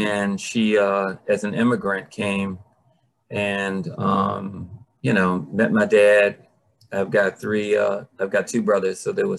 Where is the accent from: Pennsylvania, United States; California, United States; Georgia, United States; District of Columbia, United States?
District of Columbia, United States; Washington; I grew up in Petworth, Shepherd Street, 13th and Shepherd.